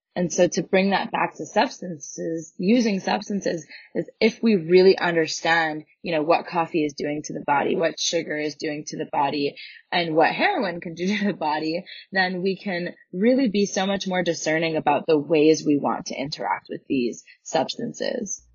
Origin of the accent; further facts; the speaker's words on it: Canada; I grew up in Canada